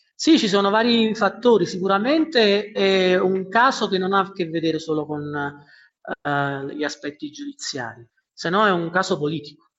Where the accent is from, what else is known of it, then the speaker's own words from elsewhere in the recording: Naples, Campania, Italy; now in Quito, Ecuador; come napoletano